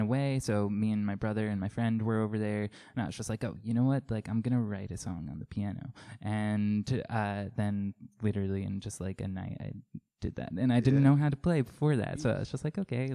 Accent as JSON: {"language": "English", "town": "Coram", "region": "New York", "country": "United States", "tie": "born or raised there", "lives_now": "Farmingville, United States", "said": "I grew up on Long Island in, like, Coram."}